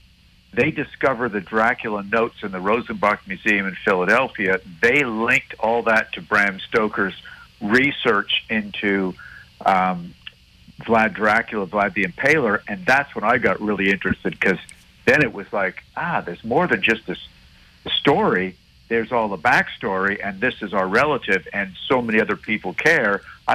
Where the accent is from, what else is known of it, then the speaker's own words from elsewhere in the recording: Montreal, Quebec, Canada; growing up in Montreal